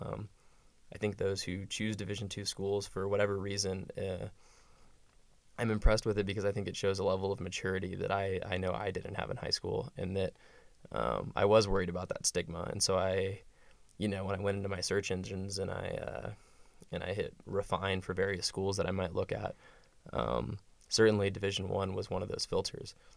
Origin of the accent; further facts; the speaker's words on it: West Texas, United States; moved away as an adult; I'm from West Texas